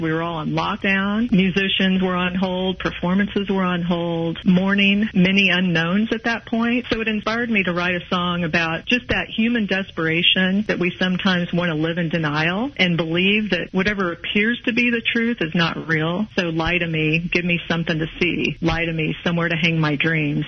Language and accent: English; Kansas City, Missouri, United States; now in Mission, Kansas, United States; I'm originally from Kansas City. City, Missouri